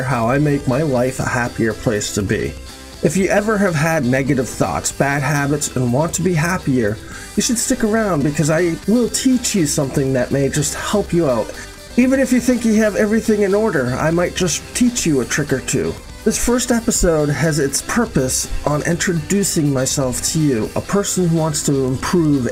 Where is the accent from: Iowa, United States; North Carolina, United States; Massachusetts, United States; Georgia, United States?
Massachusetts, United States; Boston area; I grew up in the Boston area, 12 miles from Boston.